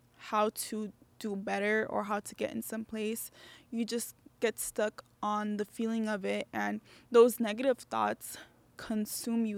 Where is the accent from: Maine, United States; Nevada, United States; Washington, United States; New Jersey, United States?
Nevada, United States; Las Vegas; I'm from Vegas